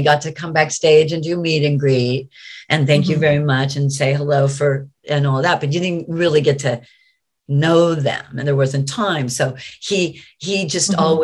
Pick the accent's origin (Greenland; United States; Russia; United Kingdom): United States; I'm American